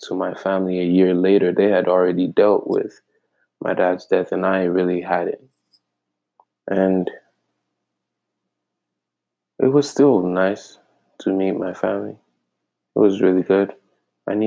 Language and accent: English; Ghana; moved away as an adult; now in Michigan, United States; I'm straight from Ghana. Ghana, West Africa.